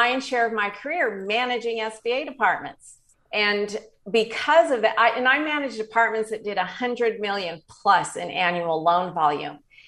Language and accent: English; Denver, Colorado, United States; moved away as an adult; also born or lived in San Diego, California; I was raised in Denver, Colorado, and at the age of 19, moved to San Diego